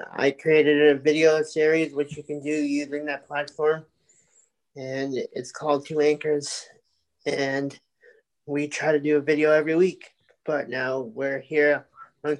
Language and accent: English; Sedgwick, Massachusetts, United States; I grew up in Sedgwick, Mass